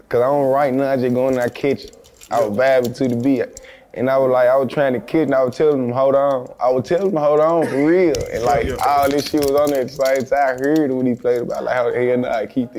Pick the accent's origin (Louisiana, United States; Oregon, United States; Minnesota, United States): Louisiana, United States; New Orleans; I'm from Magnolia